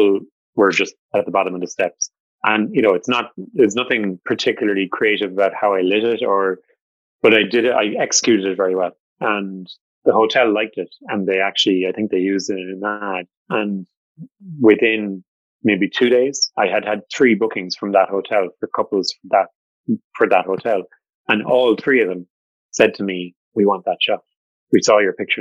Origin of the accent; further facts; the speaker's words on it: Cork, Munster, Ireland; I am from Cork